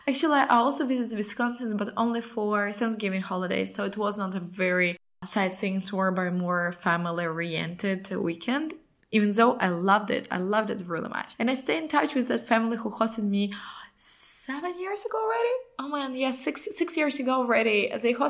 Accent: Ukraine; moved away as an adult; also born or lived in Poland / Brazil / United States / Germany; now in Spain; I was coming from Ukraine

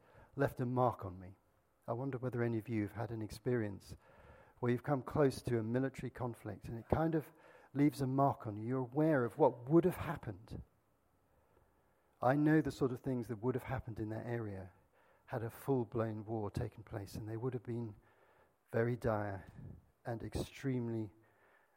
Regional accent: Azad Kashmir, Pakistan; I grew up in Pakistan, and our family lived very near the border with India, not so far away, in a place called Kashmir on the foothills of the Himalayas

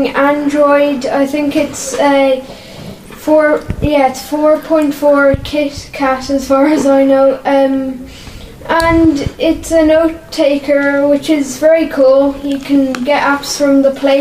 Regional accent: Bray, Leinster, Ireland; I'm from Bray.

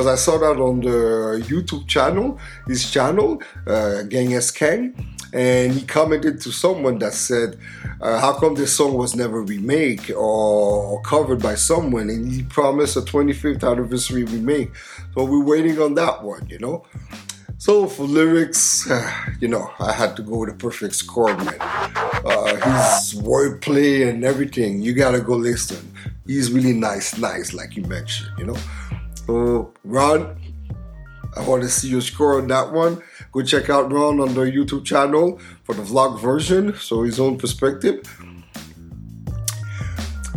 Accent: Montreal, Quebec, Canada; my hometown

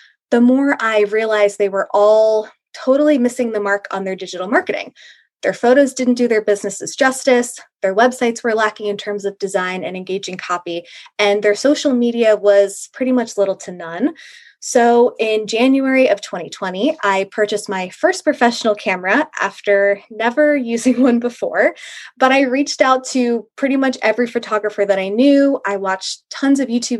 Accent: Monmouth County, New Jersey, United States; I am from Monmouth County, New Jersey, surrounded by hunter jumper barns

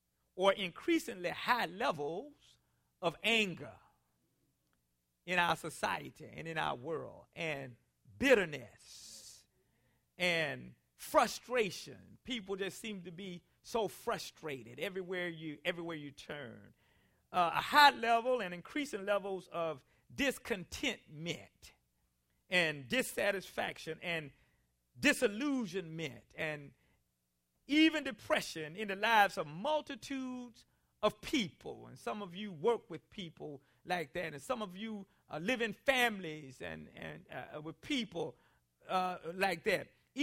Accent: South Carolina, United States; Now, as a boy growing up in South Carolina, I often heard the older people in our community and even our family members say things to us

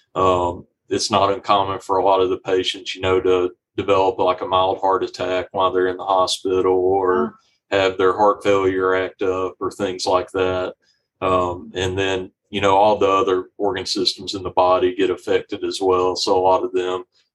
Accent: Magnolia, Arkansas, United States; moved away as an adult; also born or lived in Ruston, Louisiana; now in Little Rock, United States; I grew up in Magnolia and I grew up there, went to high school there

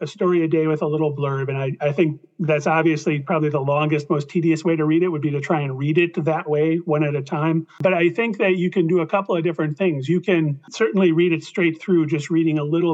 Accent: Midwest, United States; I'm from the Midwest

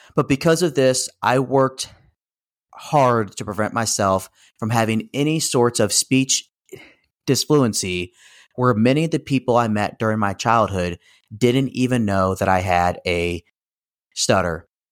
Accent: St. Louis, Missouri, United States; also born or lived in Kansas City; I was born and raised in the Saint Louis region

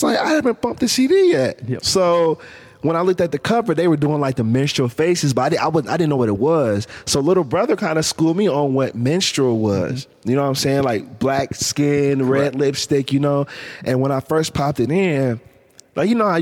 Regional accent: Canton, Ohio, United States; Growing up in Canton, man, like, hip hop was like my escape from growing up here

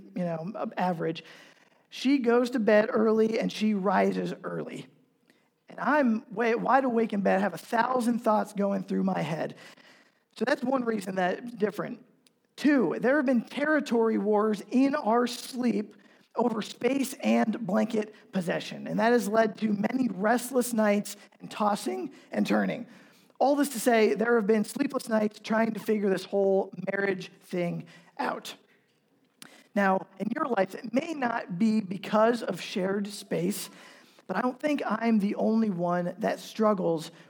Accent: Pennsylvania, United States; moved away as an adult; also born or lived in New York / Omaha / Council Bluffs; now in Kansas City, United States; I'm originally from Pennsylvania, not Ohio

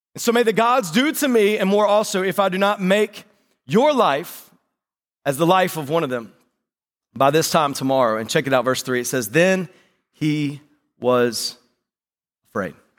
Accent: North Carolina, United States; accent: North Carolina; That was my North Carolina accent

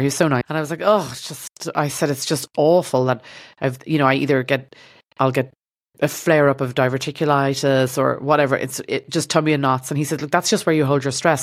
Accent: Ireland; accent: Irish; moved away as an adult; now in Los Angeles, United States; my Irish accent

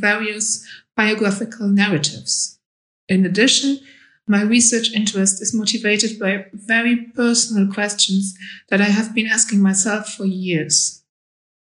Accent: Luxembourg; also born or lived in Bremen, Germany; Growing up in Luxembourg, religion had hardly played

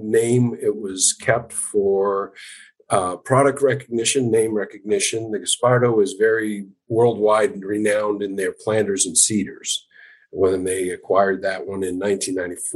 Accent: Madison, Maine, United States; I was born and raised in Madison, Maine

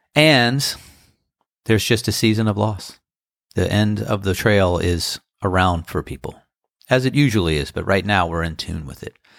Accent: Annapolis, Maryland, United States; now in Outer Banks, United States; It's my hometown.

